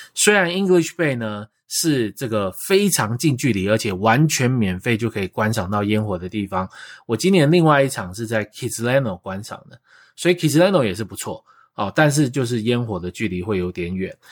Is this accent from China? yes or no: no; Taiwan; now in Vancouver, Canada; 我们台湾人